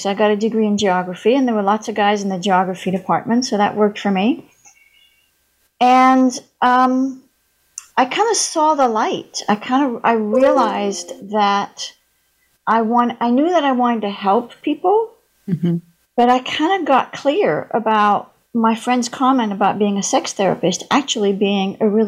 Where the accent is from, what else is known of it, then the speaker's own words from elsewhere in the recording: Paris, Île-de-France, France; moved away as an adult; I was born and raised in Paris, France. Lived there till I was 19, so I grew up bilingual. I don't have a sexy French accent. Uh, my mother was British, so I was I always spoke English.